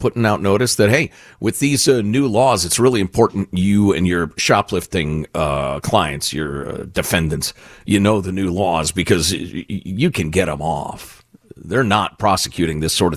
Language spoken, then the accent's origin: English; Chicago, Illinois, United States; I was a kid interested in politics growing up in Chicagoland